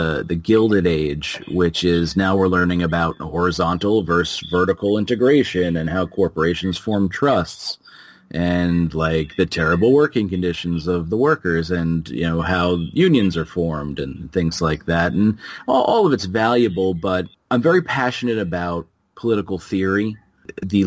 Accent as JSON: {"language": "English", "region": "New Jersey", "country": "United States", "moved": "yes", "lives_now": "Massachusetts, United States", "said": "I'm from New Jersey"}